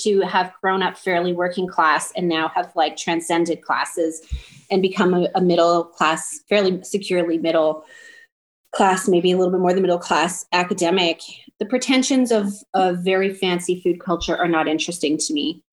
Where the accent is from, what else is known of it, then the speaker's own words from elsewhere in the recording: Toronto, Ontario, Canada; I grew up in Chinatown in Toronto